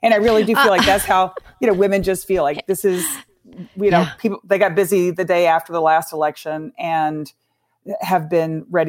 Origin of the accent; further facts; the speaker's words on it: Texas, United States; I come from Texas